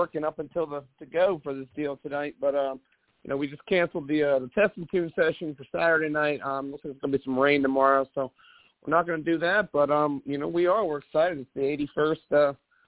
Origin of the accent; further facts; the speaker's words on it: Central Pennsylvania, United States; as a kid growing up in Central Pennsylvania